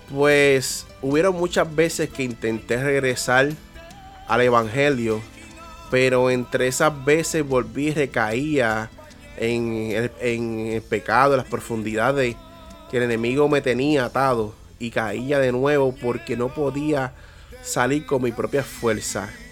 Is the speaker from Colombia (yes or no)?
no; Peñuelas, Puerto Rico; also born or lived in Yauco, Puerto Rico; Pues yo nací en Yauco, Puerto Rico, y mi crianza fue en Peñuelas, en un sector llamado La Moca